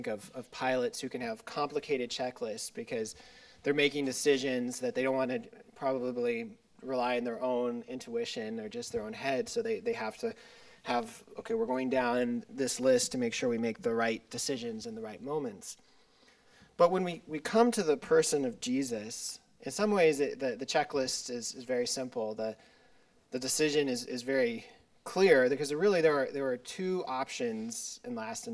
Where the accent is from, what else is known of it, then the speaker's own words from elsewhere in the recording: Silverton, Colorado, United States; I'm from Silverton, Colorado, in Southwest Colorado, a small little town